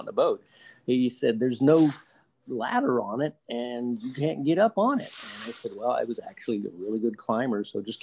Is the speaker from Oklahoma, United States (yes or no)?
yes; Oklahoma, United States; moved away as an adult; now in Charlotte, United States; I was born and raised in Oklahoma, which is not exactly a land of oceans or mountains.